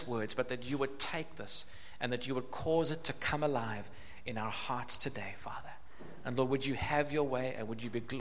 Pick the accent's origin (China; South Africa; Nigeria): South Africa; Cape Town, Western Cape; I grew up in Cape Town, not far from here, about 10 minutes from here.